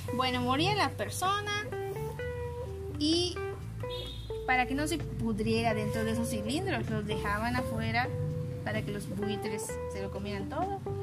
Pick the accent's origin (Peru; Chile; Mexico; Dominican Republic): Mexico; somos mexicanos